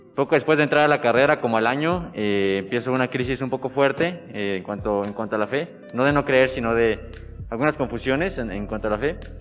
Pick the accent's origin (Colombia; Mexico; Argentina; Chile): Mexico; Irapuato, Guanajuato; cerca de Irapuato, de donde yo soy